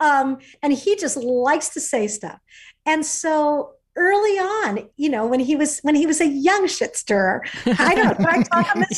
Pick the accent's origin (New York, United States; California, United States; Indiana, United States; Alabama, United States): California, United States; Fullerton; Fullerton, California